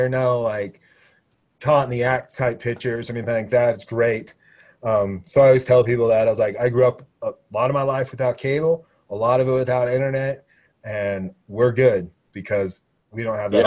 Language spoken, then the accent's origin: English; Laramie, Wyoming, United States; I lived in Laramie. I was from Laramie.